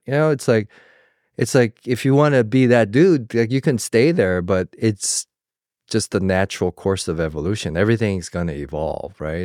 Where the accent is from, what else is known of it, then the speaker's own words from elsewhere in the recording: Georgia, United States; moved away; I came from the South, from Georgia